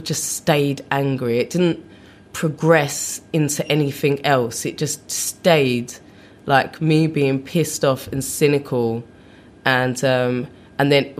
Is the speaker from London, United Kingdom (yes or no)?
yes; London, United Kingdom; moved away as an adult; also born or lived in Brixton / Putney / Los Angeles; now in New York, United States; I grew up in South London around the time I was 10